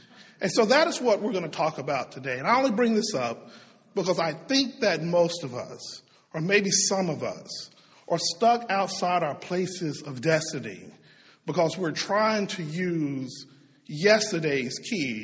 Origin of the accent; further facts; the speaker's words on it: Tyler, Texas, United States; moved away; also born or lived in Shreveport, Louisiana; my hometown of Tyler, Texas